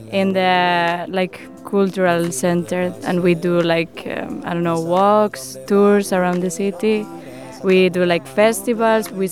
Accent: Madrid, Community of Madrid, Spain; English is a second language; now in Maribor, Slovenia; I'm from Madrid, Spain, and I've been living in Maribor for almost uh, three months now.

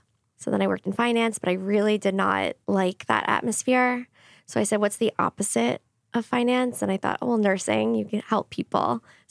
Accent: Southampton, New York, United States; I grew up in Southampton on Long Island.

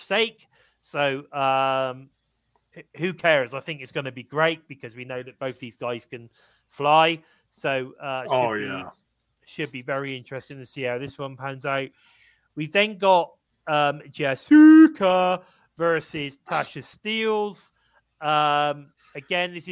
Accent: England, United Kingdom; I'm English

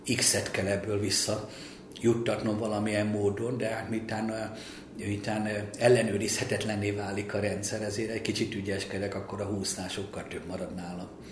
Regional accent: Hungary; engem úgy neveltek, hogy legyek örül, örüljek neki, hogy magyar vagyok

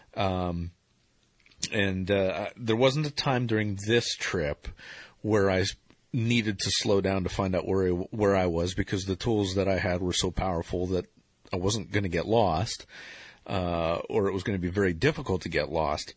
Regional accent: Ohio, United States; born or raised there

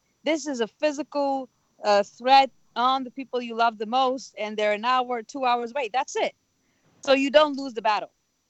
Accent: Israel; now in United States; I was like, I come from Israel. Everybody's naturally rude.

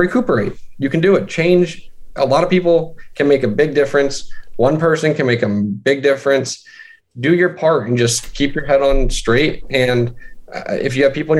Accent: Central Pennsylvania, United States; also born or lived in Midwest; we just moved to Central PA, and that's sort of where I grew up

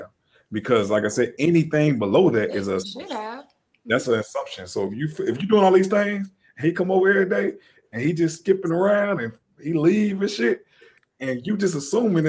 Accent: the South, United States; I'm from the South

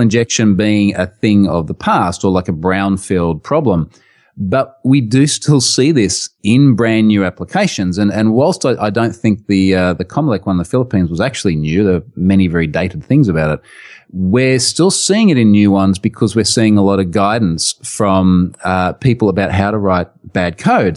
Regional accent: Australia; accent: strong Australian; in my strong Australian accent

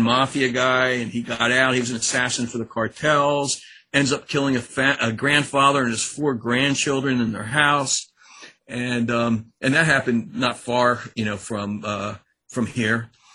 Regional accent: Annapolis, Maryland, United States; also born or lived in College Park, Maryland; I'm from Annapolis, Maryland

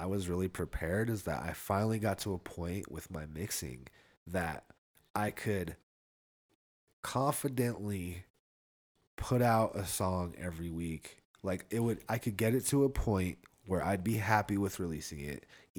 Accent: Reno, Nevada, United States; I'm from Reno. We got blacks, we got Latinos, hella Filipinos, but mostly just white people out in Reno

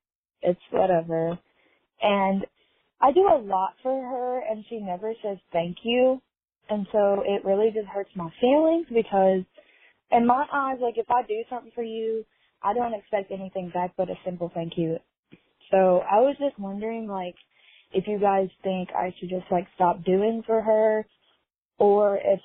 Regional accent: Gallatin, Tennessee, United States; I'm 21. I'm in college. I'm from Gallatin, Tennessee.

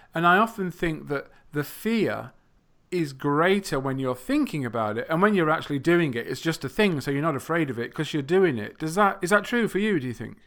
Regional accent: England, United Kingdom; first language English; I come from England.

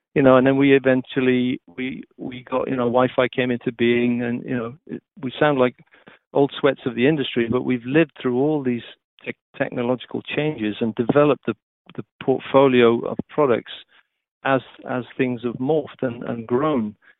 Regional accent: Wales, United Kingdom; moved away; being a Welshman

